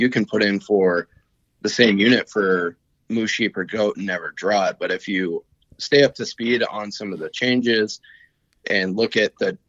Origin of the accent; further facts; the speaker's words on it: Montana, United States; I was born and raised in Montana and I've never moved out.